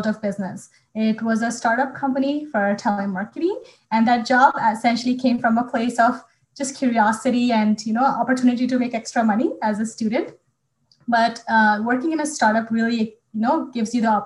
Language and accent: English; Bhopal, Madhya Pradesh, India; moved away; my hometown of Bhopal